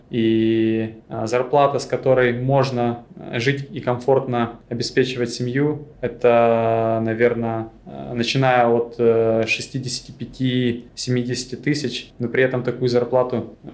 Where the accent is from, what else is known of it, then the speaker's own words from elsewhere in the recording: Crimea, Ukraine; Я из Крыма, у меня многие друзья пошли в море, и для меня, в общем-то, это была вилка возможностей.